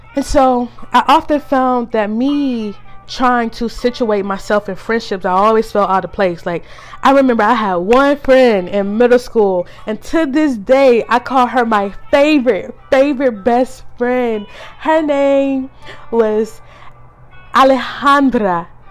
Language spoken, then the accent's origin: English; the South, United States; Growing up in the South